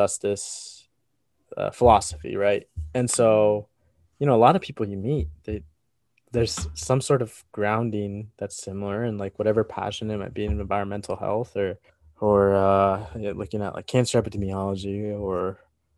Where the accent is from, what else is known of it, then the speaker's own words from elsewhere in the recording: Iowa, United States; growing up in Iowa